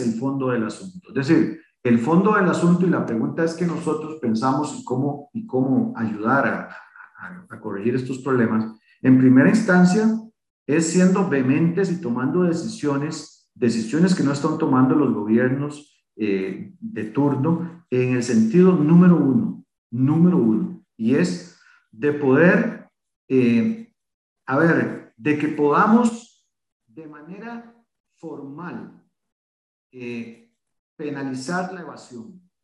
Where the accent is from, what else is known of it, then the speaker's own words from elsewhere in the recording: Costa Rica; así como muchos costarricenses en este país